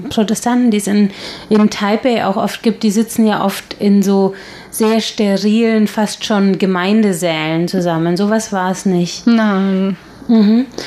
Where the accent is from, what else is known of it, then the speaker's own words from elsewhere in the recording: Regensburg, Bavaria, Germany; now in Taiwan; wir haben das in Regensburg, wo ich herkomme, teilweise im Dom schon noch gemacht